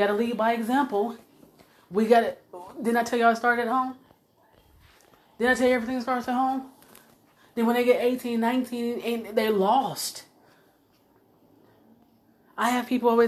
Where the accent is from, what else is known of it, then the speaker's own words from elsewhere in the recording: United States; I'm Black American. I didn't come from Africa